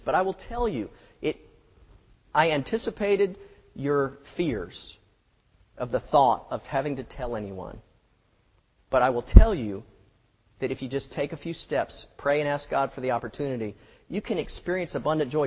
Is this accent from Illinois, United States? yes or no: no; Florida, United States; now in Mississippi, United States; I'm from Florida